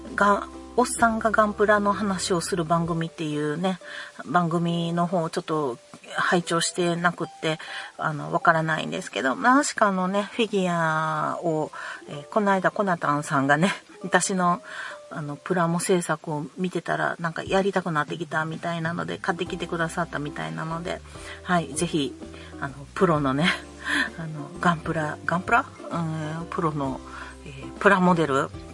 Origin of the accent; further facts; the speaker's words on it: Kansai, Japan; 関西人やからね